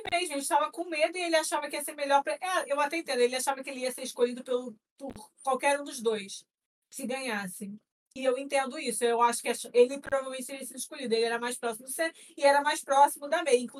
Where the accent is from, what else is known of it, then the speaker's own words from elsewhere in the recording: São Paulo, Brazil; born there; eu nasci em São Paulo